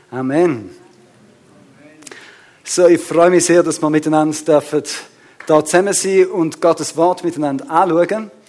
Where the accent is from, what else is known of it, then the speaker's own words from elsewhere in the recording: Switzerland; ich weiß nicht, wie bewusst uns da ist, aber wir als Schweizer sind ja sehr ein reinliches Volk.